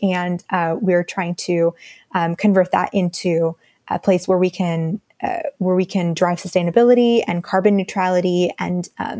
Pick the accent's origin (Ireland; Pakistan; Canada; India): India; So my family is a family of immigrants, and I'm really surrounded by that fact every day. In my hometown right now, in India, there's a lot of the monsoon seasons have been getting worse and worse in the last several years.